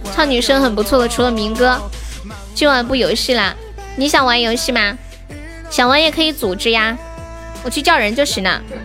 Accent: Xi'an, Shaanxi, China; 我也是西安的耶。

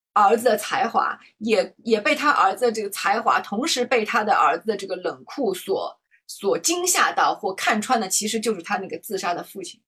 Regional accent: China; 我们中国人

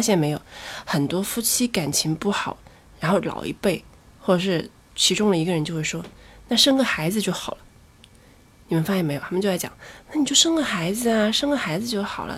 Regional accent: Chongqing, China; 一听就是南方人是我，我是重庆人，对，我是重庆人

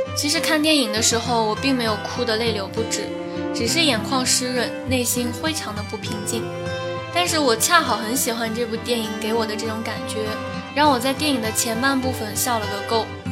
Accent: the Northwest, Northwest China, China; now in Chengdu, China; 从小在干燥的大西北城乡结合部长大的五岁半小朋友

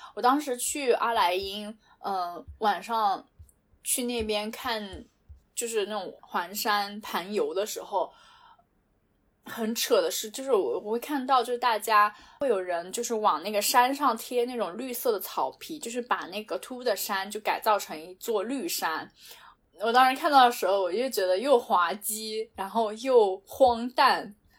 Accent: China; moved away as an adult; also born or lived in United Arab Emirates / Europe; 我觉得在中国，我们中国人对所有人都很友好

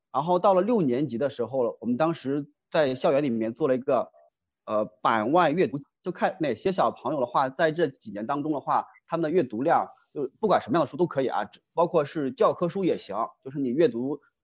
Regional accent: rural Henan, China; moved away; 我老家是河南的，啊，嗯河哼南农村的

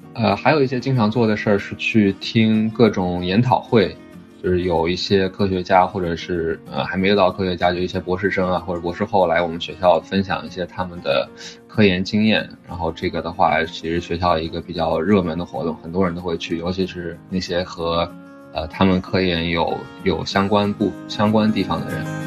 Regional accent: Shanghai, China; moved away as an adult; also born or lived in Beijing / Durham, North Carolina, United States; now in Cambridge, Massachusetts, United States; 我是出生在北京，然后大部分教育都在上海初中、高中之类的

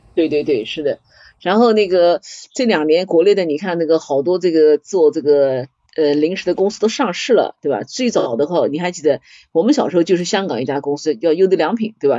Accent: China; 我们中国人在这方面创新

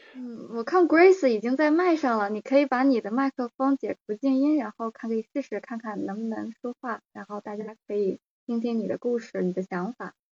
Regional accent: Beijing, China; moved away as an adult; also born or lived in Guangzhou; now in Australia; 我是北京的，然后，呃，之前我先生是在广州，我之前生活在国内的城市就是北京和广州

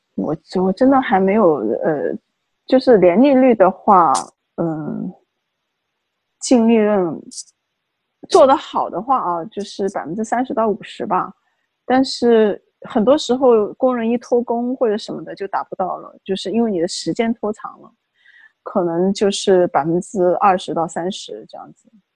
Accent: China; moved away as an adult; now in Washington, D.C., United States; 我们中国人

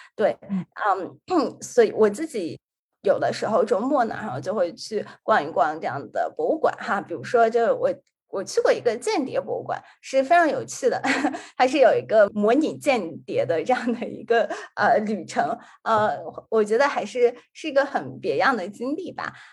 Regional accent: Xi'an, Shaanxi, China; now in Washington, D.C., United States; 本身是来自西安，就是一个北方城市，它的特点就是说是非常四季分明

